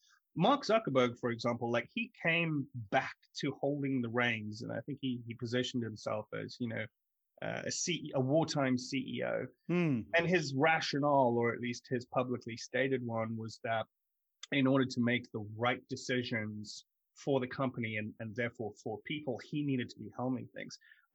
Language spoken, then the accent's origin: English; London, United Kingdom; also born or lived in South Africa; I grew up in London, South Africa, and I moved back from South Africa when I was 17.